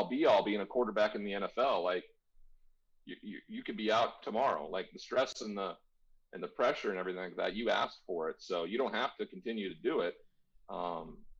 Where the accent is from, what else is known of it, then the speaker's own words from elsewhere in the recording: Montana, United States; I'm from Montana. There's never been a first-round draft pick from the state of Montana, ever. I'm the only one.